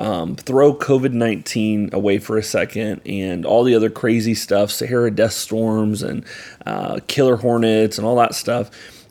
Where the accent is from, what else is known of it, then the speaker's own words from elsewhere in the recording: Ocala, Florida, United States; growing up, I grew up here in Ocala, Florida, which very much is a conservative county.